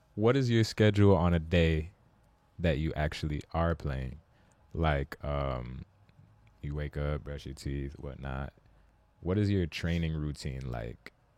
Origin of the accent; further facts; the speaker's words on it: Rosa Parks, New Jersey, United States; I'm actually from Rosa Parks. Like, I lived most of my childhood there